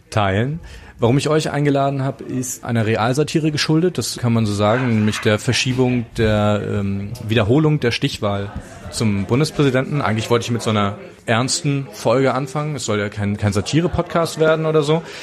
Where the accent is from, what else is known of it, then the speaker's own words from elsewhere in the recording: Germany; now in Austria; bin Deutscher und lebe seit zwei Jahren in Österreich